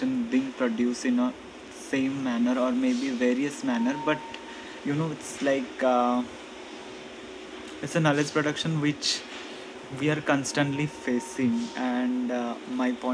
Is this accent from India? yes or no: yes; Odisha, India; moved away as an adult; now in Vadodara, India; from Odisha